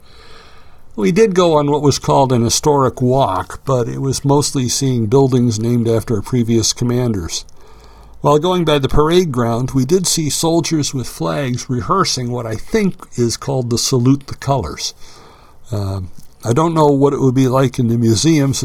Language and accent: English; Buffalo, New York, United States; now in Detroit, United States; when I was younger, my family lived in Buffalo, or just outside of Buffalo